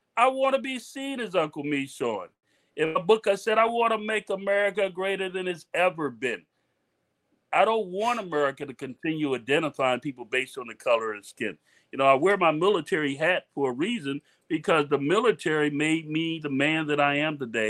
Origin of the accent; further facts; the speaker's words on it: Miami, Florida, United States; moved away as an adult; also born or lived in Germany; I was from Miami